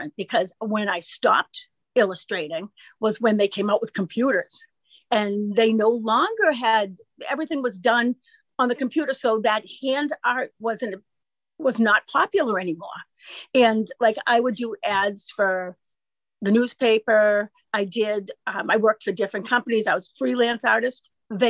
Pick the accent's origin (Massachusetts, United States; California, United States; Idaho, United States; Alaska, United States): Massachusetts, United States; Wakefield; I grew up here